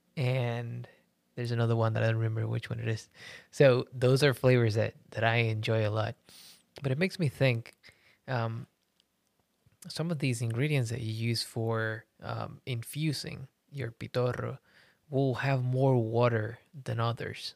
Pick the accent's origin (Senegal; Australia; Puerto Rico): Puerto Rico; I come from Puerto Rico as well